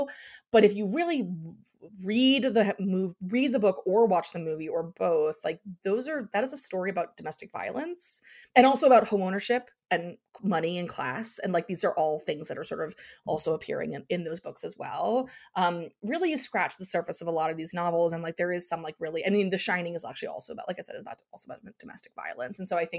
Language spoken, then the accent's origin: English; Pennsylvania, United States; because I grew up in Eastern Pennsylvania, and there was Mischief Night or Devil's Night